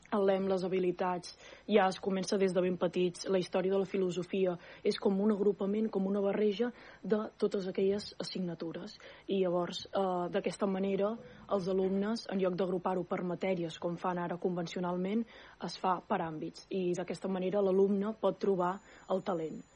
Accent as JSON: {"language": "Catalan", "town": "Súria", "region": "Catalonia", "country": "Spain", "said": "jo sóc de Súria"}